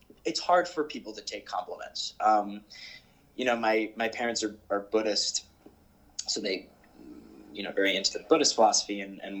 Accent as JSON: {"language": "English", "area": "Westchester", "region": "New York", "country": "United States", "tie": "born or raised there", "said": "enter freshman year of high school, which was a regular public school in Westchester"}